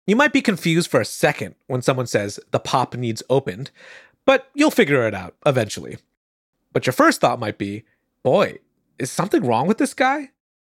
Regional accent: Michigan, United States; moved away as an adult; also born or lived in East Coast; Growing up in Michigan, people commented on my parents' accent, but very rarely on mine.

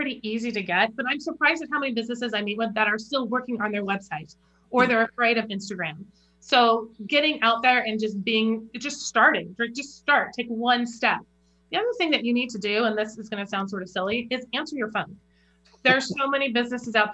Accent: Olympia, Washington, United States; I grew up in Olympia, Washington, so pretty close to here.

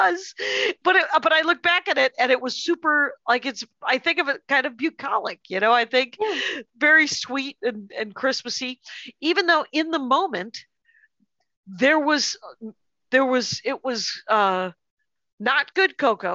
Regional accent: Wisconsin, United States; I'm from Wisconsin

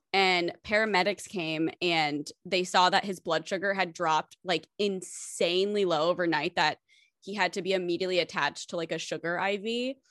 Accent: United States; growing up in America

